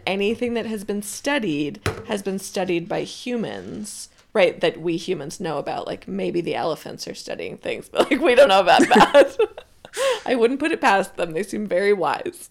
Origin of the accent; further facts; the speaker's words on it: Southern Rhode Island, United States; I grew up in Southern Rhode Island